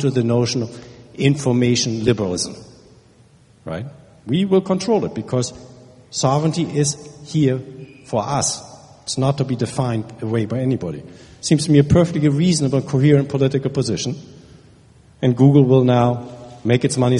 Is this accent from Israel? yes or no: no; Germany; now in United States; I'm from Germany